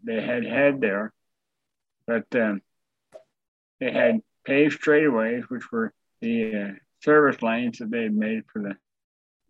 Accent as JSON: {"language": "English", "town": "Miami", "region": "Florida", "country": "United States", "tie": "born or raised there", "said": "grew up in Miami, Florida, born and raised in Miami"}